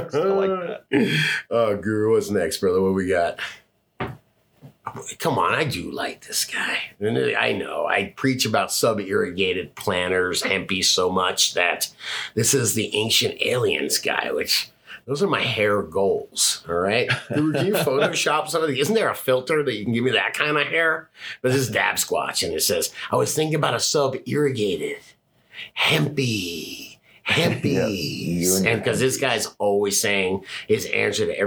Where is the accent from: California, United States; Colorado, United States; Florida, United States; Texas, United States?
Florida, United States; Fort Lauderdale; moved away; I grew up in Fort Lauderdale in the 80s